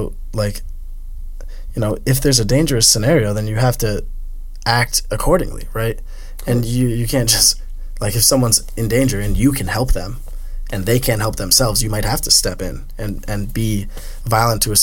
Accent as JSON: {"language": "English", "country": "United States", "said": "I'm American"}